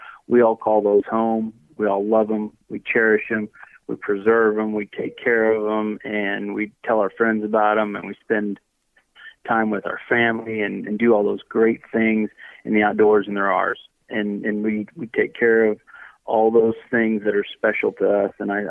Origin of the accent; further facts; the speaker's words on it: Missouri, United States; So I grew up around Marys County in central Missouri, hunting, fishing, farming, doing a lot of fun things